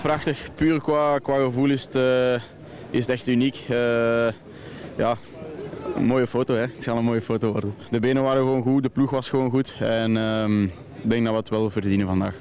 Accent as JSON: {"language": "Dutch", "country": "Belgium", "said": "als Belg"}